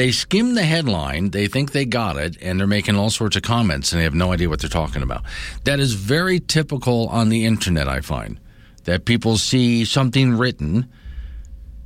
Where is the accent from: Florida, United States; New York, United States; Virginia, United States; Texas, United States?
Florida, United States; now in Wyoming, United States; I grew up around Disney, being a Florida boy